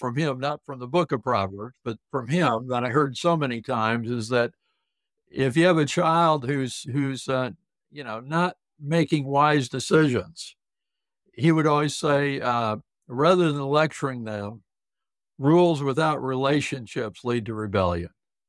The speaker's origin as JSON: {"language": "English", "region": "South Dakota", "country": "United States", "tie": "born or raised there", "said": "Oh, Judy, I love to share with people I grew up in the Deep South, the southern part of South Dakota."}